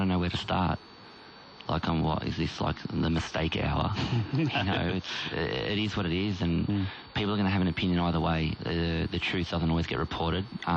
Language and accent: English; Moorabbin, Victoria, Australia; I grew up in Moorabbin